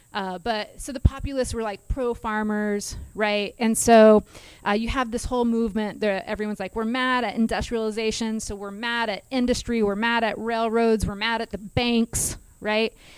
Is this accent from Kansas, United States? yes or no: yes; Kansas, United States; I'm from Kansas, so I'm a northerner